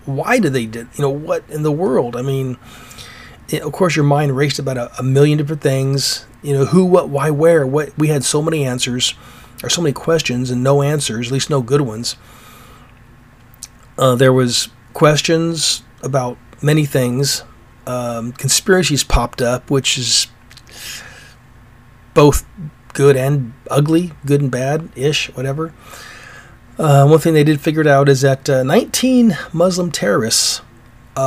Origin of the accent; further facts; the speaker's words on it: United States; As an American